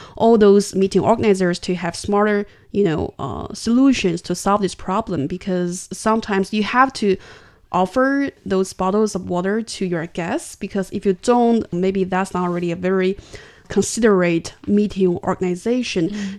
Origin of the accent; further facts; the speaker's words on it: China; I'm from China